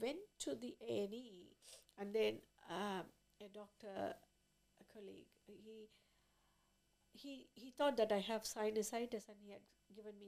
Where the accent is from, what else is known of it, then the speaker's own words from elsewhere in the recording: India; moved away as an adult; I was born in India, and then I graduated from there, from a medical school